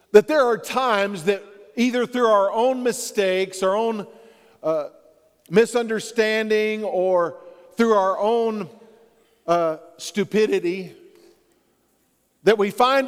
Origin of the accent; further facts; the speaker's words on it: Texas, United States; I grew up in Texas. And in Texas, growing up as a young man, your word meant something